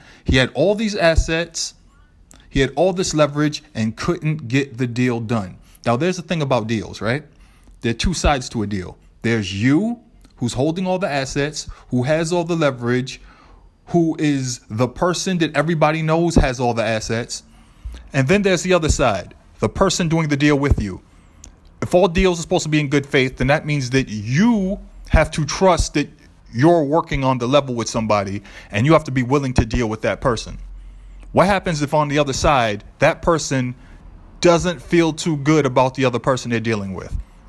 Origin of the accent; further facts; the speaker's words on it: Boston, Massachusetts, United States; I'm from Boston.